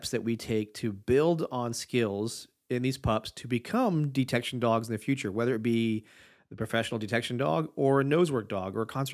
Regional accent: Michigan, United States; I was born in Michigan

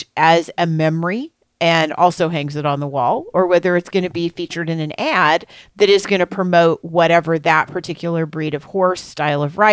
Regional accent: Missouri, United States; I am from Missouri, I do niche rather than niche.

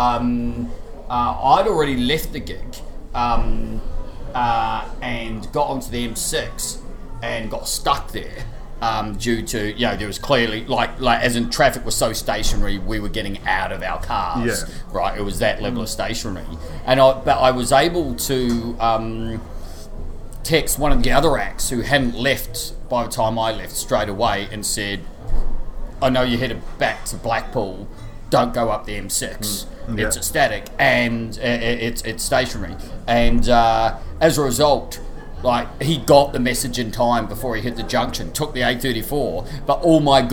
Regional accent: New Zealand; moved away; as a New Zealander

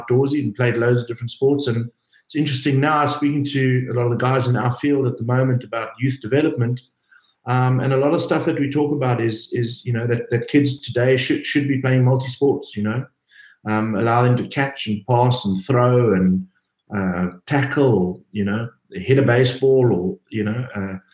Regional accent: Cape Town, Western Cape, South Africa; I'm from Cape Town. I went to school here

